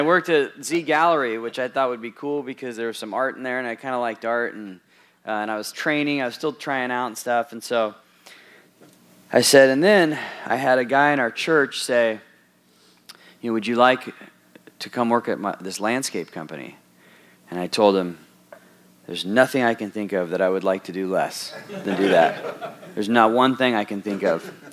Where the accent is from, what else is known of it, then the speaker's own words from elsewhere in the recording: Southern California, United States; moved away; also born or lived in Wisconsin; I grew up in Southern California